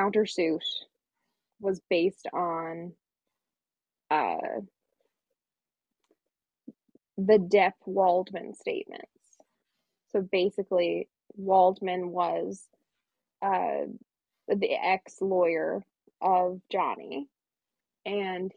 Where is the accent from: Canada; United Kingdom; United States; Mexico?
Canada; we are both Canadian